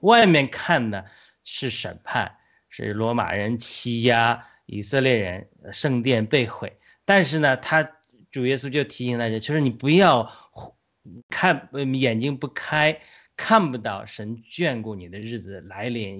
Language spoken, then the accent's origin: Chinese; China; 我们中国人